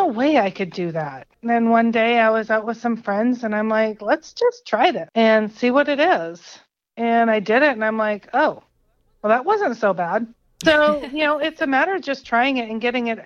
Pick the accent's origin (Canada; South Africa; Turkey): Canada; British Columbia; also born or lived in Sacramento area, United States; now in United States; I'm born and raised in Canada, so in BC.